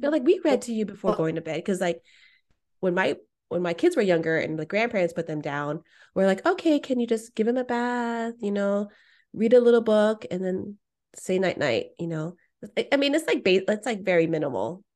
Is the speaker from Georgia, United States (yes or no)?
no; Bay Area, California, United States; what it was like in the Bay Area